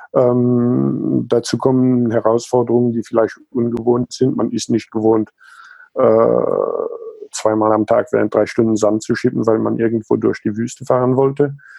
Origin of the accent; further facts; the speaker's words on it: Luxembourg; also born or lived in South Africa; Also geboren und aufgewachsen bin ich in Südafrika und Luxemburg.